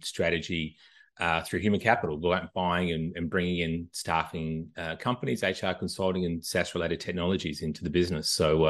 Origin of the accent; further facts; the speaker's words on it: Australia; now in United States; I'm originally from Australia, moved to the US back in 2000. I don't think I'm losing this accent anytime soon, living in the US for 22 years.